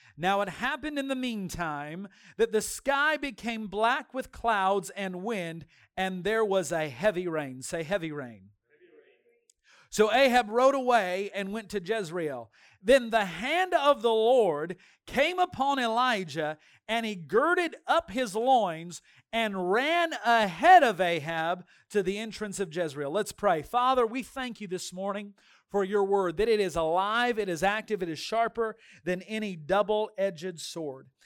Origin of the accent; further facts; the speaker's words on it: Dinuba, California, United States; moved away; from Dainuba, my hometown